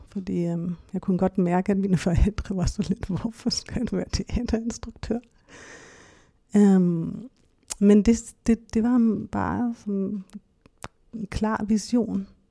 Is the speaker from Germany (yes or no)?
yes; Hamburg, Germany; Danish is a second language; moved away as an adult; also born or lived in Berlin, Germany; now in Denmark; jeg kommer fra Hamburg, øhm, Tyskland. Jeg er opvokset der, har min familie